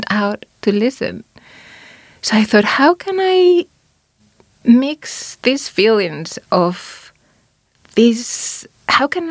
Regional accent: Spain; now in New Zealand; I'm from Spain

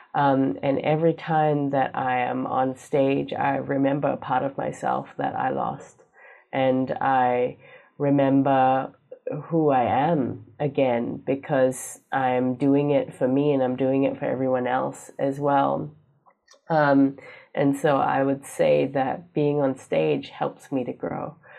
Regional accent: Singapore; moved away as an adult; now in Hawea, New Zealand; I am Singaporean

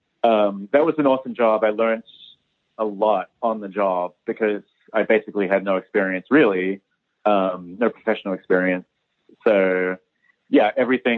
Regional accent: Matamata, Waikato, New Zealand; moved away as an adult; also born or lived in Hamilton / Wellington / Melbourne / New York; I'm originally from Matamata

